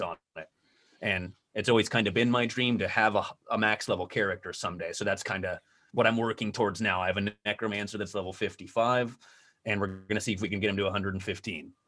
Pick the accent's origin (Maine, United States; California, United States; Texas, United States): California, United States; Southern; I grew up in Southern California, and it's kinda boring there in terms of the weather and stuff like that, but, um, in my earlier teen years, I, we moved up to Northern California